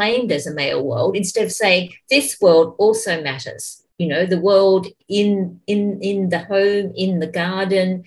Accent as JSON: {"language": "English", "country": "Australia", "tie": "born or raised there", "said": "the first post-Mabo native title claim was made in my hometown"}